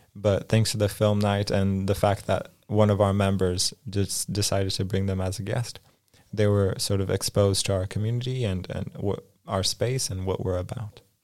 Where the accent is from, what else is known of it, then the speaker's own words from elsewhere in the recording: Los Angeles, California, United States; moved away as an adult; also born or lived in Poland; now in Krakow, Poland; when I was five, my family moved to Los Angeles, California, and essentially I grew up in, in the States